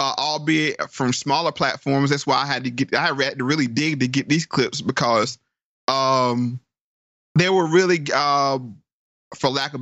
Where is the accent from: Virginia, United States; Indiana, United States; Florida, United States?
Virginia, United States; DMV, DC area, Northern; I'm from Northern Virginia, DMV, DC area